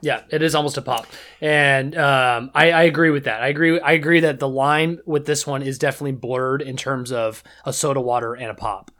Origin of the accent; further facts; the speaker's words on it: Seattle, Washington, United States; I come from Seattle. I come from Seattle. I know what Seattle was